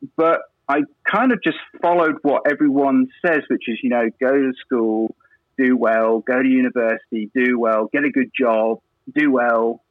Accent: England, United Kingdom; moved away as an adult; also born or lived in Dominican Republic; now in Quebec, Canada; I'm from England, UK

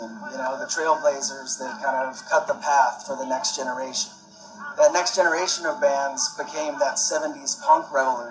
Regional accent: Detroit, Michigan, United States; I'm from Detroit

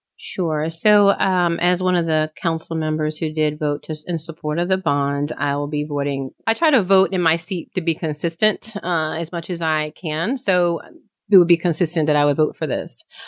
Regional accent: Eastern North Carolina, United States; also born or lived in Connecticut; I grew up in Connecticut, but when I turned ten, they moved back down to Eastern North Carolina

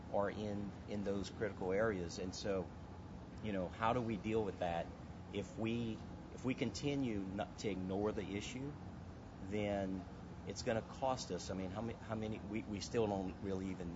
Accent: Lafourche Parish, Louisiana, United States; I'm originally from Lafourche Parish, down in the bayous

